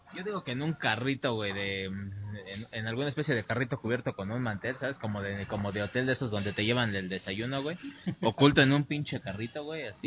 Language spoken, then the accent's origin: Spanish; Mexico